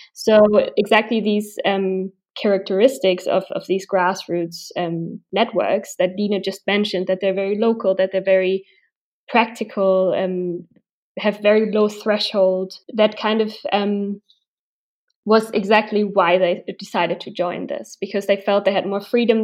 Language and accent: English; Berlin, Germany; I live and I'm from Berlin